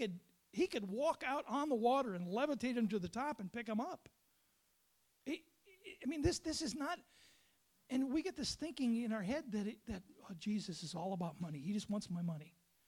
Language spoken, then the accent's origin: English; Lake Superior area, United States; now in South Dakota, United States; But I grew up on Lake Superior, and it was Lake Superior agates.